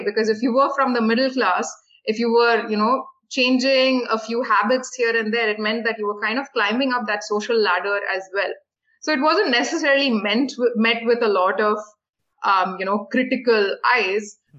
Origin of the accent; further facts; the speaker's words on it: Delhi, India; now in Chennai, India; I grew up in Delhi, which is the capital city